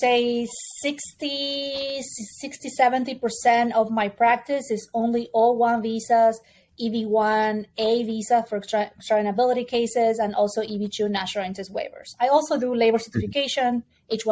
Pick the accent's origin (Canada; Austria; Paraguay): Paraguay; English is a second language; moved away as an adult; also born or lived in Colombia / Spain; now in Miami, United States; I'm from Paraguay. I live in Colombia and Spain before moving to the United States.